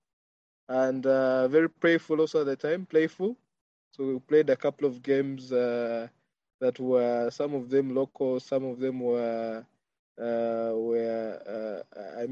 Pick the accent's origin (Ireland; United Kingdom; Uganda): Uganda; I hail from Uganda, East Africa.